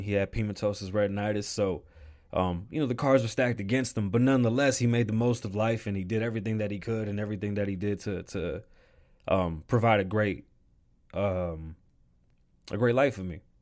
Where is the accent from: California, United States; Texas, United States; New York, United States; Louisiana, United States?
New York, United States; New York City; I was born in the Bronx